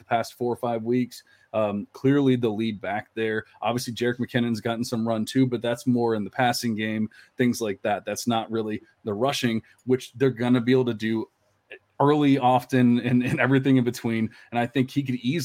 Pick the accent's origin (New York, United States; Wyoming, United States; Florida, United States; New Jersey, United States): Florida, United States; Tampa; I'm from Tampa, Florida.